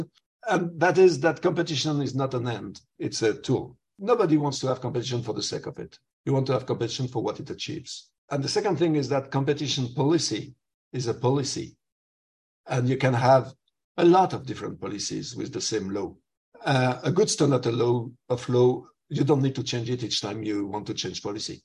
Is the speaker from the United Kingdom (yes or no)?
no; southwest France, France; now in Brussels, Belgium; I'm a farmer from Southwest France